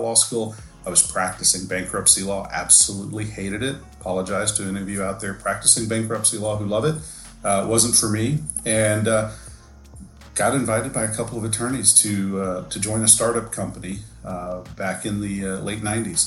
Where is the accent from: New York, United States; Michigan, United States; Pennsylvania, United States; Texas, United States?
Texas, United States; been born and raised in Texas